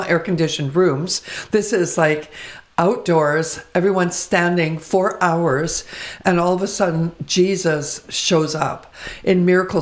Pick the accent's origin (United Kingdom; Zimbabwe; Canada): Canada; Vancouver, British Columbia; I was born and raised in Vancouver